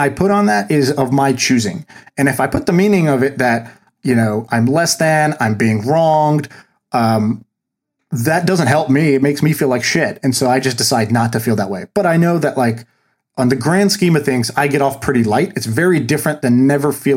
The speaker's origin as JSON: {"language": "English", "town": "Tulsa", "region": "Oklahoma", "country": "United States", "tie": "born or raised there", "said": "I was born in Tulsa, Oklahoma"}